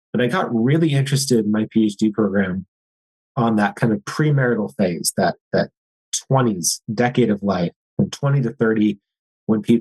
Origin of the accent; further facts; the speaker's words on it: Eau Claire, Wisconsin, United States; I grew up in Western Wisconsin, a small town called Eau Claire. I grew up there my entire life